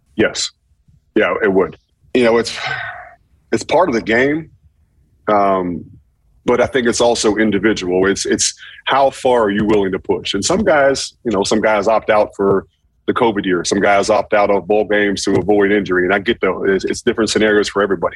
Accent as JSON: {"language": "English", "town": "Pittsburgh", "region": "Pennsylvania", "country": "United States", "tie": "born or raised there", "said": "growing up in Pittsburgh"}